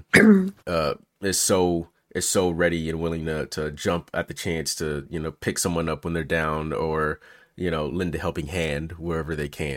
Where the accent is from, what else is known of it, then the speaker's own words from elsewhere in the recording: Memphis, Tennessee, United States; now in California, United States; when I grew up in Memphis